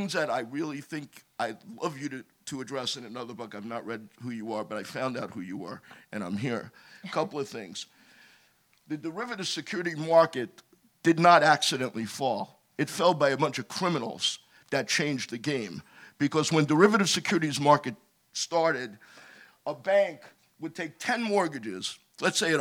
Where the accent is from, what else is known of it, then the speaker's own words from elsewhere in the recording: New York City, New York, United States; I'm a kid from Brooklyn, New York. I used to play softball with Lloyd Blankfein.